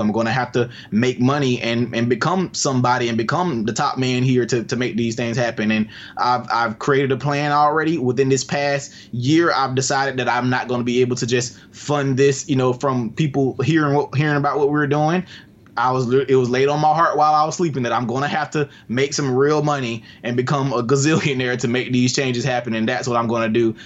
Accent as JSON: {"language": "English", "town": "Albany", "region": "Georgia", "country": "United States", "tie": "born or raised there", "said": "here where I live in Albany. It's my first project, my hometown"}